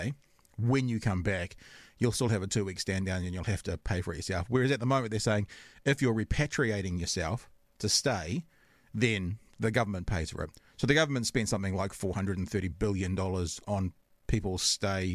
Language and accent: English; New Zealand; I'm from New Zealand